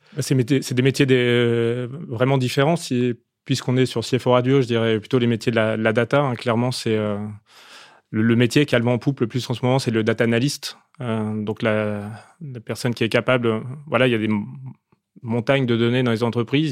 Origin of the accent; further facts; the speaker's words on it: Opal Coast, Hauts-de-France, France; je viens de la Côte d'Opale